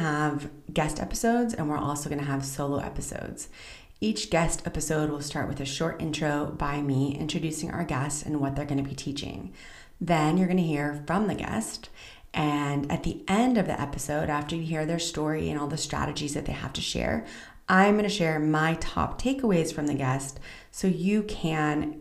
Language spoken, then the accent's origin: English; Southern California, United States; moved away as an adult; also born or lived in Central Israel; now in Israel; I'm originally from Southern California, and today I reside in Central Israel